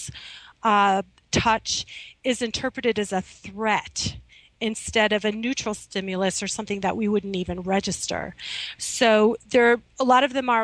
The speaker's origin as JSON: {"language": "English", "region": "Midwest", "country": "United States", "tie": "born or raised there", "moved": "yes", "lives_now": "Manhattan, United States", "said": "when I was growing up in the Midwest"}